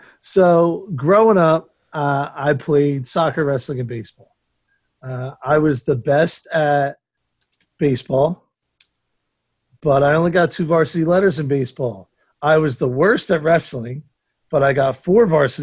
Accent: United States; I'm not English, American

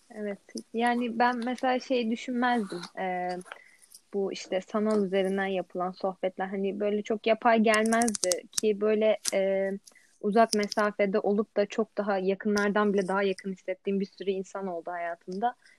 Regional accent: Istanbul, Turkey; also born or lived in Eskişehir; İstanbul'da yaşıyorum. Aslen de İstanbul'dayım

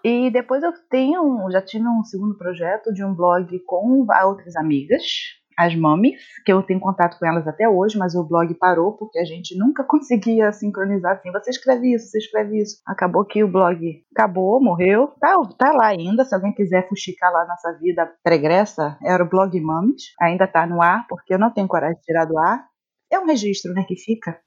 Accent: Rio de Janeiro, Brazil; accent: carioca; o pessoal diz que eu não tenho tanto sotaque carioca. Carioca não acha que eu sou daqui quando eu converso

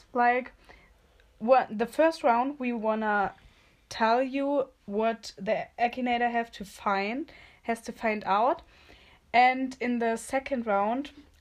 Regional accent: Los Angeles, California, United States; I'm from LA in California.

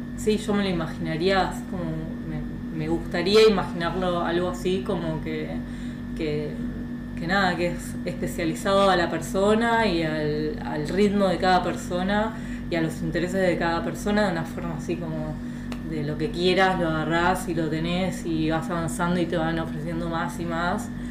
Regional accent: Argentina; moved away as an adult; also born or lived in France / Boston, United States; yo soy de Argentina, mis papás venden ropa, o son comerciantes

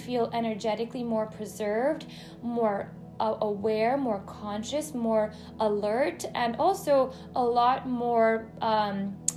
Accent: United States; growing up as an Indian American, I've always had both sides of me

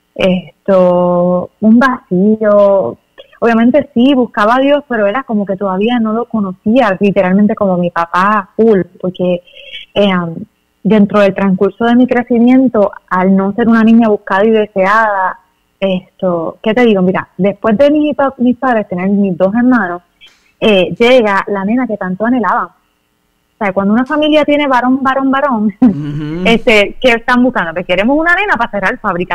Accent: Cidra, Puerto Rico; moved away as an adult; also born or lived in Toa Alta (born, uncertain spelling); now in Juncos, Puerto Rico; yo nací en Tahuas, pero me crié en Sidra

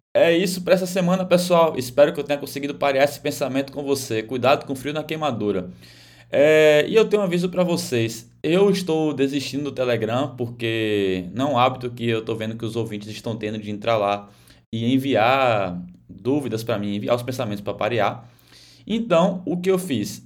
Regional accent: Bahia, Brazil; now in Florianópolis, Brazil; Sou baiano

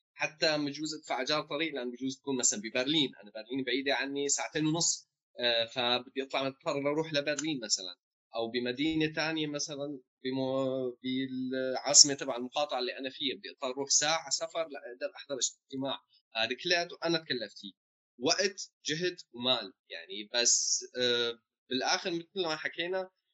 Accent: Homs, Homs Governorate, Syria; also born or lived in Jordan; now in Germany; انا كذا من حمص

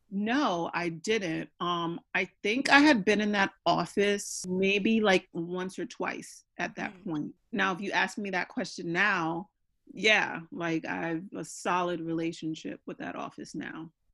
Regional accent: New York, United States; I'm going back home because I'm from New York

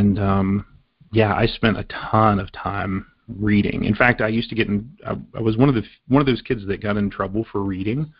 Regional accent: southern West Virginia, United States; now in Pittsburgh, United States; I grew up in southern West Virginia

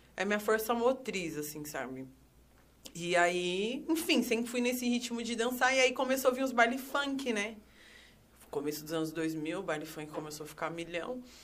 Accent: São Paulo, Brazil; Eu sou nascida e criada no Itaim Paulista, extrema zona leste de São Paulo

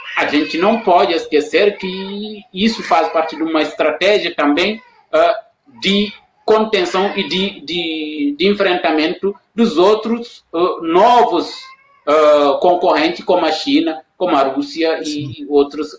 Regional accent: Senegal; now in Brazil; sou senegalês e eu trabalho aqui na Unila

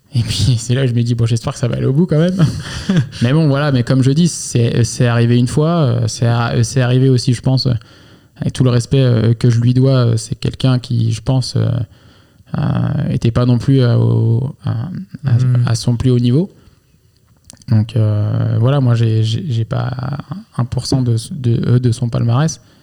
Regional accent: Angers, Pays de la Loire, France; je suis de Angers à, la base

